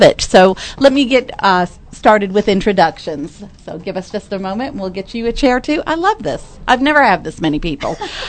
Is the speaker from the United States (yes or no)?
yes; Massachusetts, United States; now in Texas, United States; I'm from Massachusetts originally